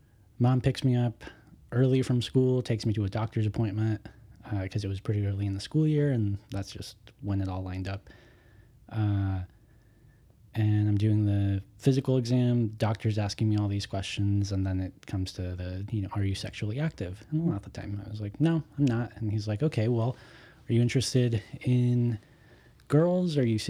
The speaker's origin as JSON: {"language": "English", "town": "Denver", "region": "Colorado", "country": "United States", "said": "We're in Denver. I'm from Denver, Colorado."}